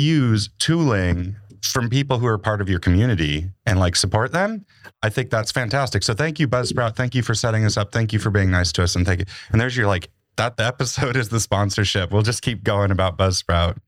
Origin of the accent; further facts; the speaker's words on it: Montana, United States; moved away; I grew up in Montana